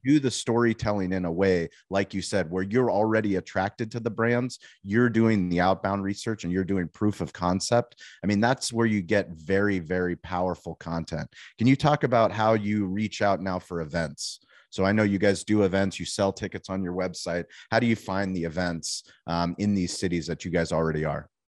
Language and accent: English; San Diego, California, United States; I grew up in San Diego. I mean, I moved here when I was six months old